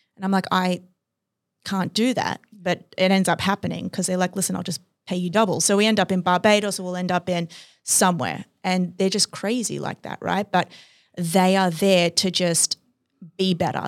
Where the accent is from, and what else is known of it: Australia; moved away